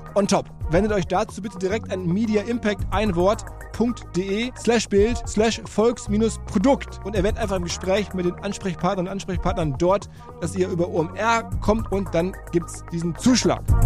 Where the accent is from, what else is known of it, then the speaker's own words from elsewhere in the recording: Ruhr area, North Rhine-Westphalia, Germany; moved away as an adult; now in Hamburg, Germany; ich bin ja auch aus dem Ruhrgebiet